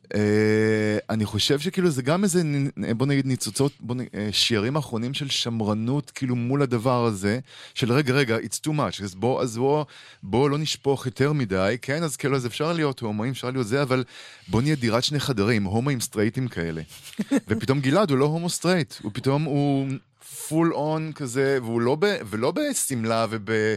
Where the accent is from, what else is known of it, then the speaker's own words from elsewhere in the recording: Israel; אנחנו גדלנו בישראל אחרת